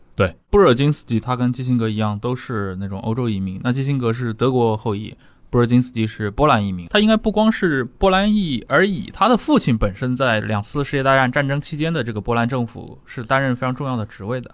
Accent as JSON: {"language": "Chinese", "country": "China"}